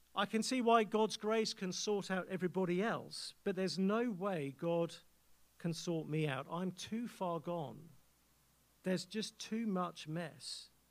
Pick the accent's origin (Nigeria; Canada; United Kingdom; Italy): United Kingdom; England; accent: English